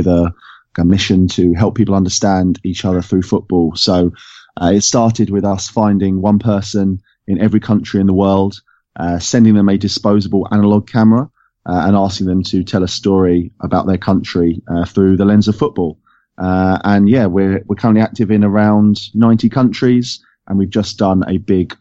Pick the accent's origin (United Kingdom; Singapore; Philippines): United Kingdom; England; being an Englishman who was born in 1986